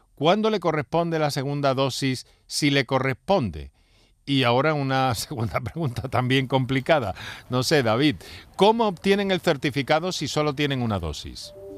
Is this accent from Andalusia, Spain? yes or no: yes; Andalusia, Spain; como, andaluces o como población o ciudadanos que vivimos en Andalucía